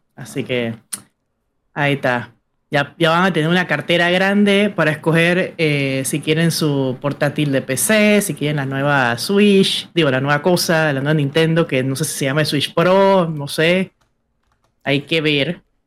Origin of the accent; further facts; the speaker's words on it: Panama City, Panama; yo soy panameña. Panameña, ciudad de Panamá, mi abuela de Guararé